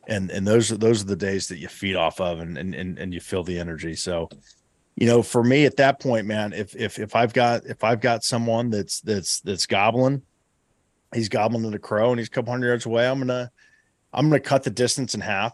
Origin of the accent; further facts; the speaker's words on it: Southeast Ohio, United States; my home state, uh, you know, here, here in Southeast Ohio.